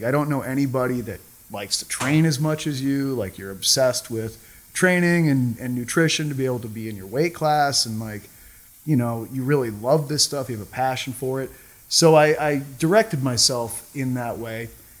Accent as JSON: {"language": "English", "area": "Cape Cod", "region": "Massachusetts", "country": "United States", "said": "I'm originally from Cape Cod, Massachusetts."}